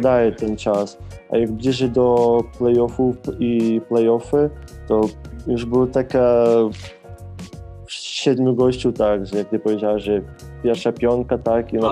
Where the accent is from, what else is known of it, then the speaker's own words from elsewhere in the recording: Lviv, Lviv Oblast, Ukraine; moved away as an adult; now in Poland; jestem z Lwowa